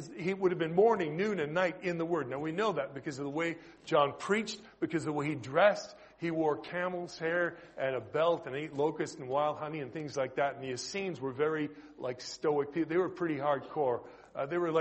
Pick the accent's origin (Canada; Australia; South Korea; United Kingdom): Canada; accent: Canadian; moved away; my noisy Canadian accent